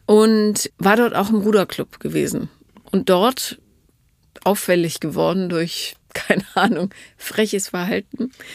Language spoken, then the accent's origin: German; Rhineland, Germany; ich komme ja aus dem Rheinland